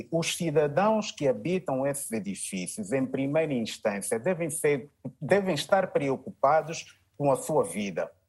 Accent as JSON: {"language": "Portuguese", "country": "Angola", "said": "Nós temos que levantar a nossa autoestima. Epá, nós somos é angolanos."}